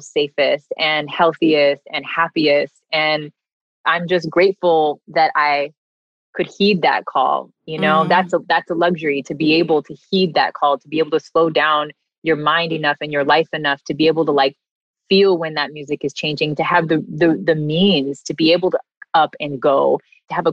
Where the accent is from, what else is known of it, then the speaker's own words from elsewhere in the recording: California, United States; moved away as an adult; also born or lived in New York; I'm from California originally. My family is here